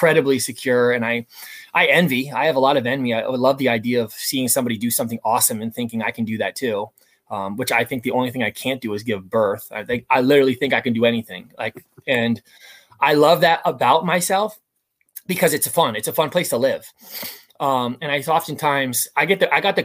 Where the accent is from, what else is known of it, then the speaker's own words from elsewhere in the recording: United States; I grew up just outside the New York City area